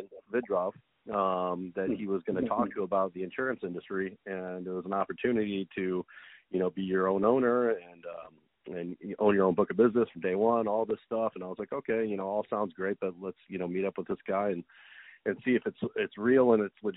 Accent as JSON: {"language": "English", "area": "outside Chicago", "region": "Illinois", "country": "United States", "tie": "born or raised there", "said": "I grew up outside Chicago."}